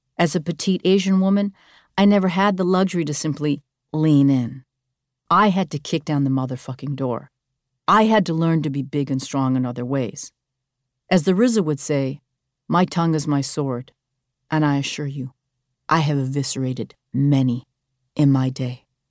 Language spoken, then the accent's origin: English; Vancouver, British Columbia, Canada; I'm a Korean Canadian woman. I'm a French lit major. I'm from Vancouver